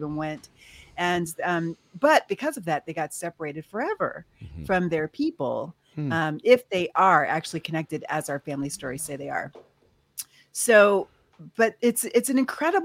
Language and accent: English; Philadelphia, Pennsylvania, United States; also born or lived in New York City; I was born in New York City, but raised in Philadelphia